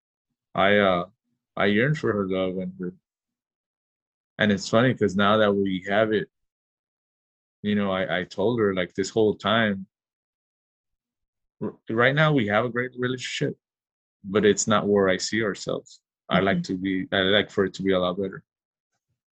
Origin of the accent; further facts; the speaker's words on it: Los Angeles, California, United States; I grew up in South Central